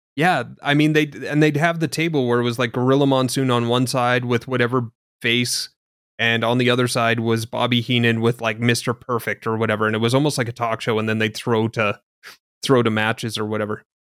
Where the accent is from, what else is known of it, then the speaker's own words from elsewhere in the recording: Canada; being Canadian